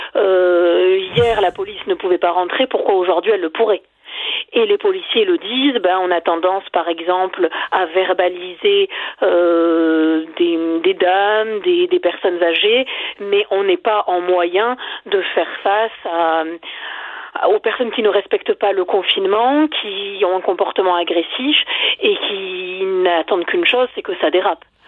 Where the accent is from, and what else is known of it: France